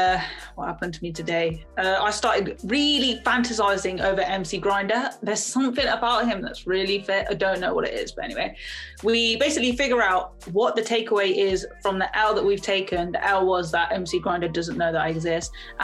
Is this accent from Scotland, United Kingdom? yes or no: no; Coventry, West Midlands, United Kingdom; No, I'm from Coventry.